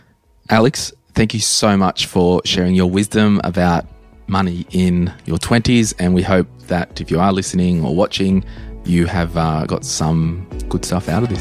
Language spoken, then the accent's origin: English; Townsville, Queensland, Australia; Putting all of my stuff in storage in Brisbane to go back to my hometown of Townsville in the Christmas months with the intent of moving back to Brisbane.